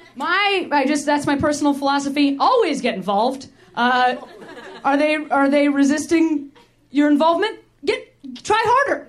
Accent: Western Springs, Illinois, United States; moved away as an adult; also born or lived in Boston; now in Los Angeles, United States; I grew up in the suburbs of Chicago

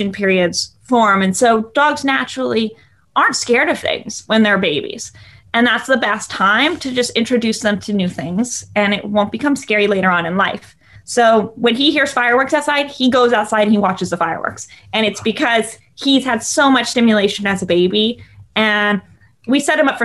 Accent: Los Angeles, California, United States; I grew up in Los Angeles.

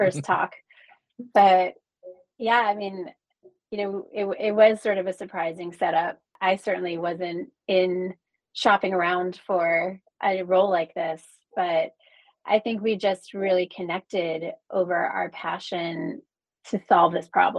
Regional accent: New Jersey, United States; also born or lived in Frankfurt, Germany / New York; now in Los Angeles, United States; I was actually raised in New Jersey

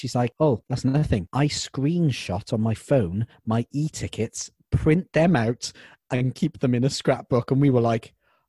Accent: Wales, United Kingdom; also born or lived in Cardiff; I've got to go back to Cardiff because I'm from Wales.

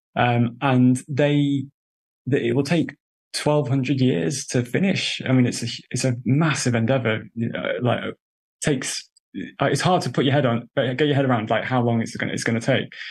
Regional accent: United Kingdom; accent: British; I'm a, a British person, you probably could tell from my accent

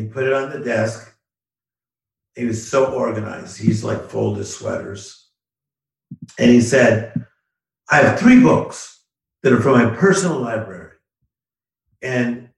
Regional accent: Compton, California, United States; I come from Compton, California, same as …, …, the Williams sisters. But our childhood was a little difficult

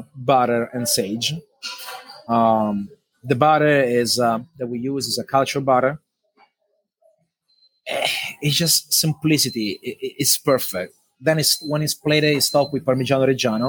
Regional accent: Italy; moved away; I grew up back home in Italy with chickens as well with my dad

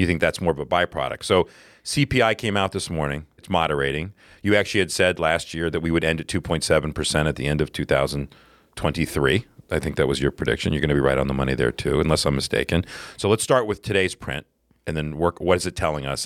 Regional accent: the South, United States; now in New York, United States; we're both from the South originally

